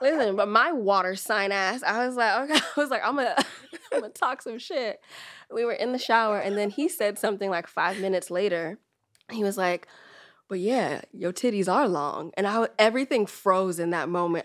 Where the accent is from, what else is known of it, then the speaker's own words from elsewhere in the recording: the Bay Area, California, United States; also born or lived in Trinidad and Tobago (ancestry); I'm from the Bay